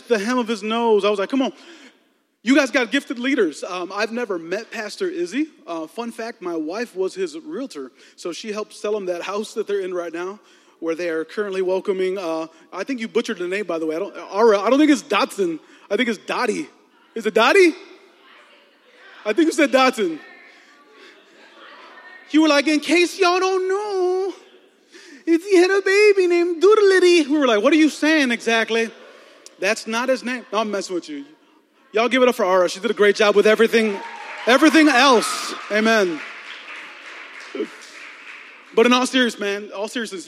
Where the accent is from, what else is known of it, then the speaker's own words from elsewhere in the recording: Chicago, Illinois, United States; moved away as an adult; also born or lived in Texas; I was born and raised in Chicago, 34 years here